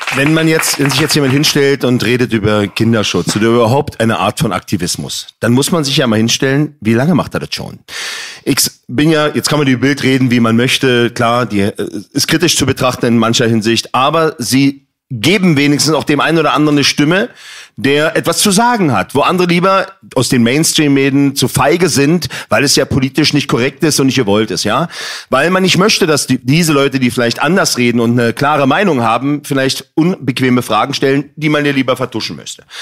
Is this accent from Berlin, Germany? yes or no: yes; Berlin, Germany; Ich bin in Neukölln groß geworden